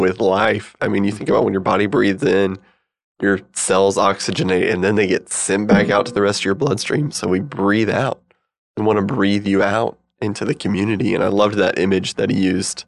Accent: Missouri, United States; I'm from Missouri

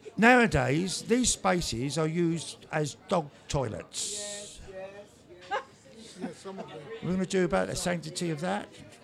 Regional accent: London, United Kingdom; I grew up in Islington

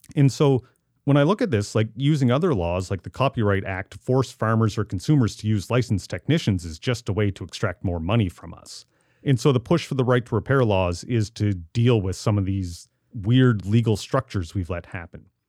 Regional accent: Amherst, Nova Scotia, Canada; born or raised there; moved away

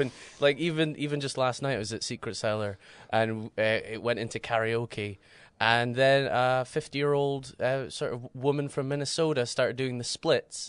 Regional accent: Aberdeenshire, Scotland, United Kingdom; moved away as an adult; now in Edinburgh, United Kingdom; I'm uh, originally from Aberdeen, uh, well, Aberdeenshire, so from the countryside, and then I have lived in Edinburgh for the last seven years.

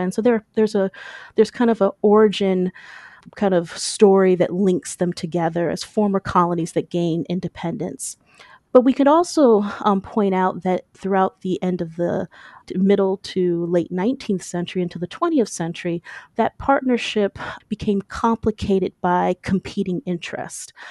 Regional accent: Michigan, United States; now in Maryland, United States; originally from Michigan, and I've migrated to Maryland

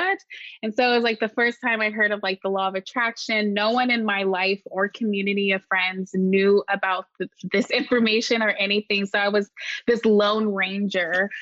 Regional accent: Marin County, Bay Area, California, United States; I grew up in the Bay Area, specifically in Marin County

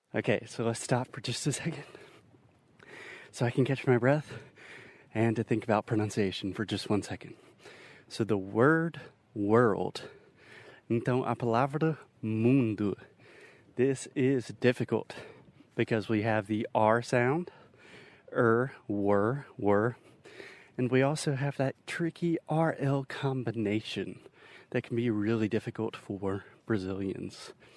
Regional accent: Spartanburg, South Carolina, United States; Spartanburg, South Carolina, which is my hometown, Minas Cidade Natal. This is where I was born and raised

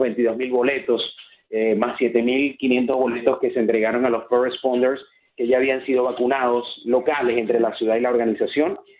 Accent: Maracaibo, Zulia, Venezuela; moved away; yo que vengo de Maracaibo, los maracuchos eh, tomamos cualquier ocasión para celebrar

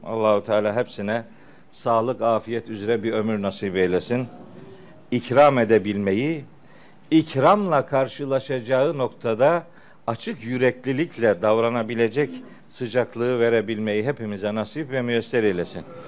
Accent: Çaykara, Trabzon, Turkey; moved away; Of'luyuz. Elhamdülillah, Çaykaralıyız

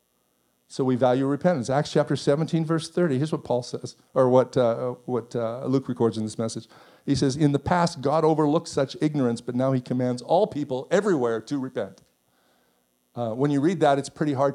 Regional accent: Canada; I'm Canadian

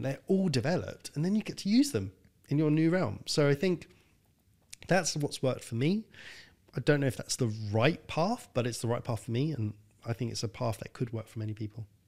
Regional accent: London, United Kingdom; I was born in North London in a council estate. My dad left when I was five. My mum died when I was fifteen.

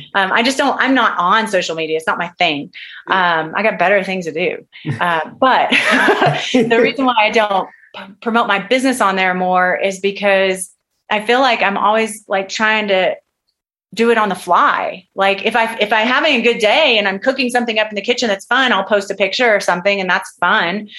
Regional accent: Texas, United States; moved away as an adult; also born or lived in California; I'm from Texas, and I left I left Texas. I left my family to go to work with this particular doctor

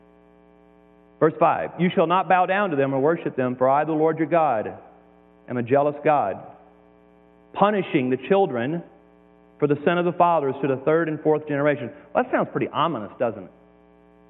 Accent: Deep South, United States; moved away; I came from the Deep South

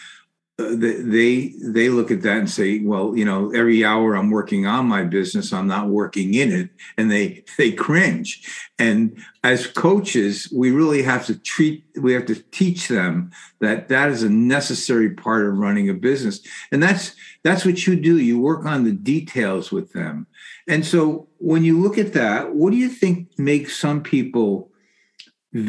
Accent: New Haven, Connecticut, United States; I'm from the Haven area, fourth to fifth generation.

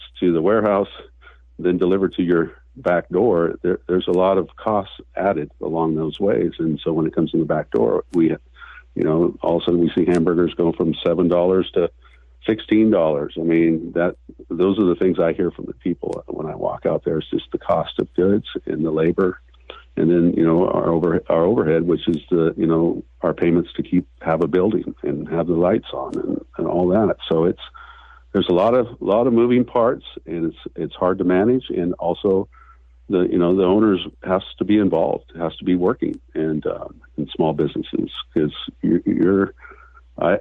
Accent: Newport, Oregon, United States; I was born and raised in Newport, Oregon. I'm a local kid

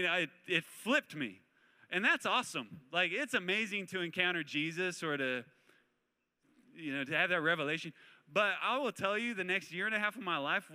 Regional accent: Spokane, Washington, United States; moved away as an adult; also born or lived in San Luis Obispo, California; I grew up in Spokane, Washington

